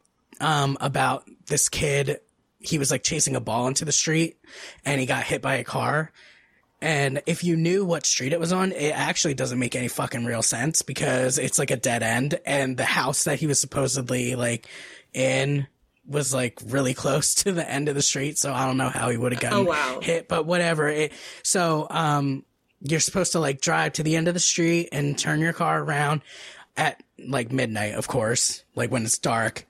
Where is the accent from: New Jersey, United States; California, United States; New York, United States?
New Jersey, United States; I'm from New Jersey.